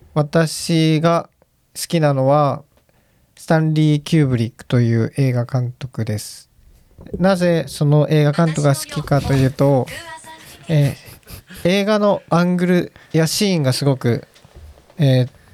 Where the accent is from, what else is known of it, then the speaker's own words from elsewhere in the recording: Japan; 日本人として参加させてもらってます